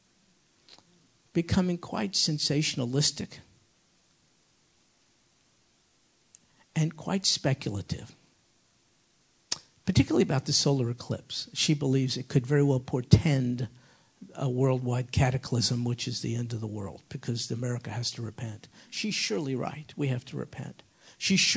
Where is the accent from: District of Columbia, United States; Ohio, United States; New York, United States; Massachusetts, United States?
New York, United States; I'm a New Yorker